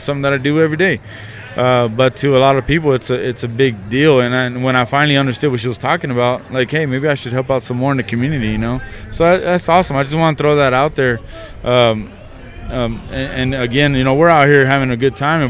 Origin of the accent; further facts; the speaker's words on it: Midland, Texas, United States; I was from Midland